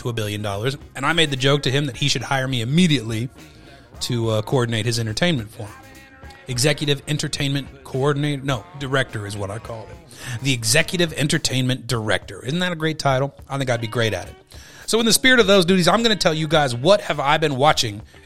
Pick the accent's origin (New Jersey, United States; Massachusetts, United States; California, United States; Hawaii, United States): California, United States; Sonoma; my hometown of Sonoma